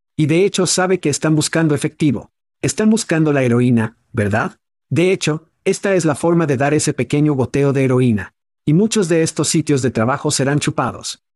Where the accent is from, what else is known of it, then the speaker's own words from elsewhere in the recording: Ohio, United States; ambos crecimos en Ohio